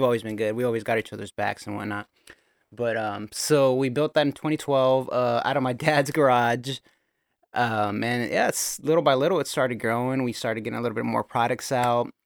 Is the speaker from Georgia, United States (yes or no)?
no; Gilroy, California, United States; I was born and raised in Gilroy, California.